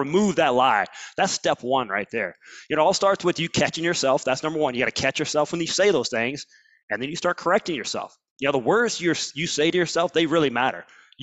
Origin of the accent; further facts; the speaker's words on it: Alabama, United States; I'm from Alabama